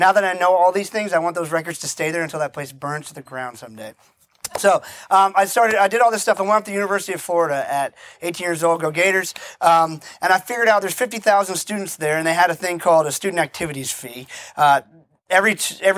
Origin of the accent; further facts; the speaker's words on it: Barbados; I'm originally from the island of Barbados. My family's been there for 300 years.